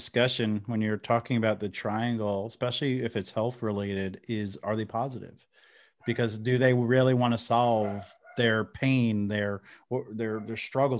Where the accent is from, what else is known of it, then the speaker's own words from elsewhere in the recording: New Jersey, United States; accent: New Jersey; I'm from New Jersey. I'm in North Carolina now, but I'm from New Jersey. But I think of my accent's so watered down that the New Jerseyans don't accept me, and I'm not accepted in North Carolina as a Southerner.